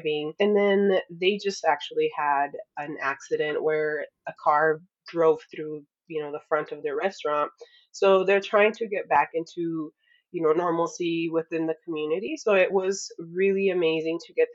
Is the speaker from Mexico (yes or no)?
yes; Sonora, Mexico; now in Tucson, United States; I was born in Mexico to a family of artisans. So my grandparents had a curiosity shop in Muralist, Sonora, Mexico